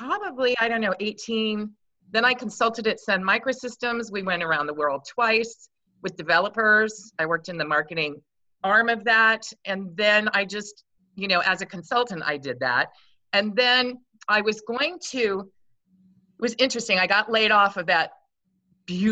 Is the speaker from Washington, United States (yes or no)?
yes; Grays Harbor, Washington, United States; moved away as an adult; now in California, United States; I was born and raised in Washington State.